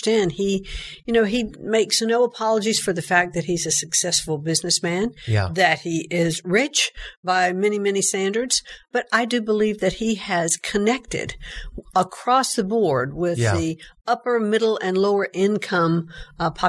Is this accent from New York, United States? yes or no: no; New Bern, North Carolina, United States; I grew up in a very comfortable middle-class family in a small town in New Bern, North Carolina